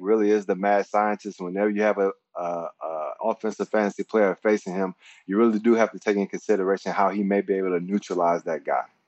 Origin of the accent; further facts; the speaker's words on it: Mississippi, United States; moved away as an adult; born and raised in Mississippi